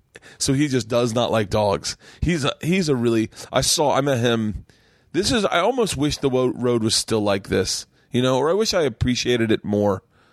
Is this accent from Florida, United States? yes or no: yes; Florida, United States; I grew up in Florida